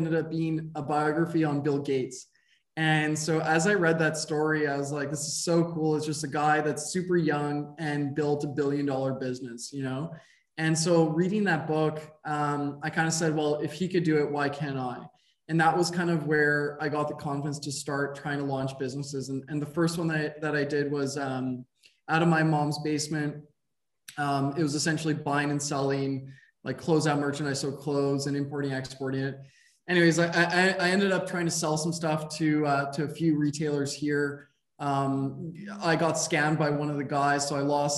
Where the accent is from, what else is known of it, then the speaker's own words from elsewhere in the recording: Montreal, Quebec, Canada; I grew up in Montreal, Quebec in Canada, lived here for most of my life.